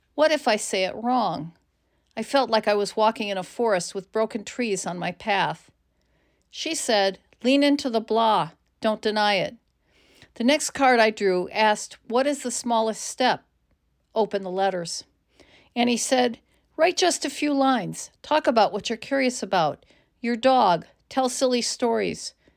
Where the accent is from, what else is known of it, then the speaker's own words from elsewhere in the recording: United States; As an American woman